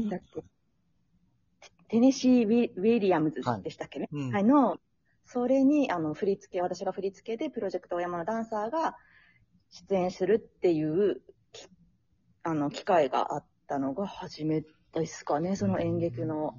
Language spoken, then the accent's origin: Japanese; Kumamoto, Japan; moved away as an adult; 私、熊本出身なんですけれども